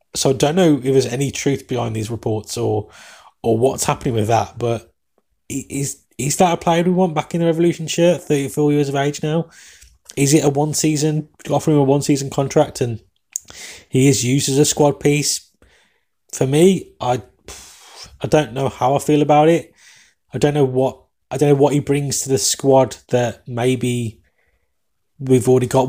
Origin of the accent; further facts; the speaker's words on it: England, United Kingdom; accent: English; my English accent